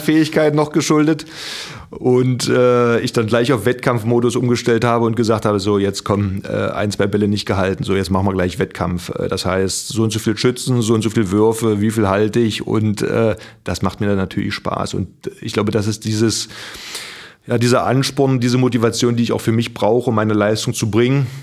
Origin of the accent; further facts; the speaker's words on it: Magdeburg, Saxony-Anhalt, Germany; moved away as an adult; also born or lived in Kiel / Flensburg; now in Baden, Germany; ich komme aus Magdeburg, äh, hier im Norden